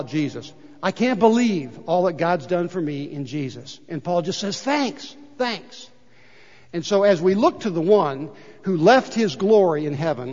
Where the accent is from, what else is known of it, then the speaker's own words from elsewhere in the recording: United States; I was born here in the United States of America. What a great place to be born and grow up.